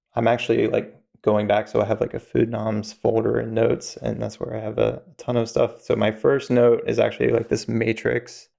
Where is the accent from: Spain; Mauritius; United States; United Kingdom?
United States; Virginia, North Carolina, the South; also born or lived in Atlanta, Georgia; I grew up, uh, in the, the South in, in Virginia, North Carolina